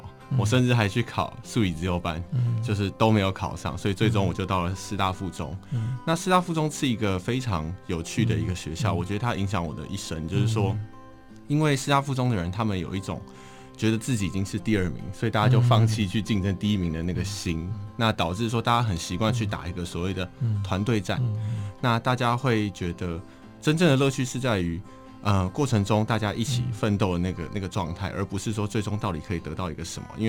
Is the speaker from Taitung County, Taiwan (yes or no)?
no; Taipei, Taiwan; 我从小在台北长大，